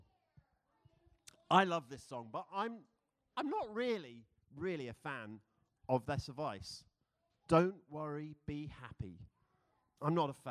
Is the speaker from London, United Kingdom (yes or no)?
yes; London, United Kingdom; moved away as an adult; now in Philadelphia, United States; I am from London.